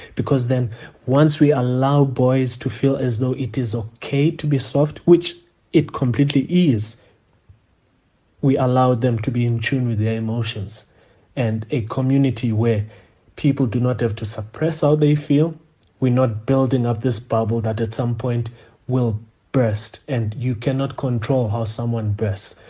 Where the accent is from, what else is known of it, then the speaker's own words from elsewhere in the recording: South Africa; As South African men